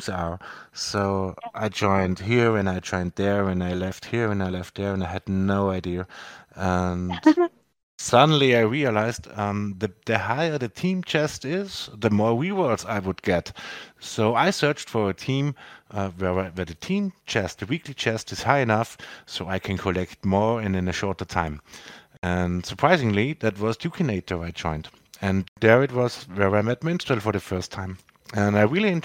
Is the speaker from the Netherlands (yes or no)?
no; Austria; English is a second language; I'm from Austria, in Western Europe. English is not my primary language